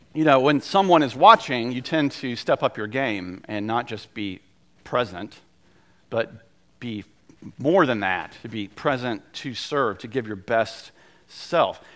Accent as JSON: {"language": "English", "region": "North Carolina", "country": "United States", "tie": "born or raised there", "also_born_or_lived": "South Georgia", "said": "I was born in South Georgia and I lived there until I was seven, and I'm very much a son of North Carolina"}